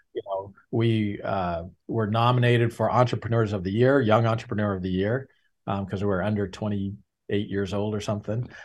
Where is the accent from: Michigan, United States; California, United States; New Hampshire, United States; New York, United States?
New Hampshire, United States; I'm born and raised in New Hampshire